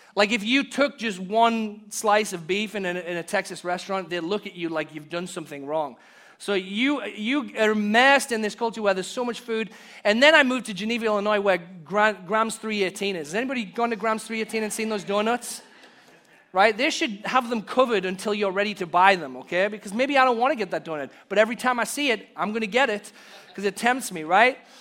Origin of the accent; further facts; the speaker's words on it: Hartlepool, North East England, United Kingdom; now in United States; we were downtown in my hometown, Hartlepool